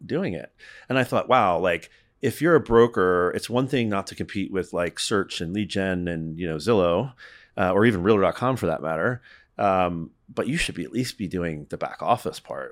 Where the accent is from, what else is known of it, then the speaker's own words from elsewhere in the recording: Northeast, United States; I'm from the Northeast. I live just outside of New York City half the time.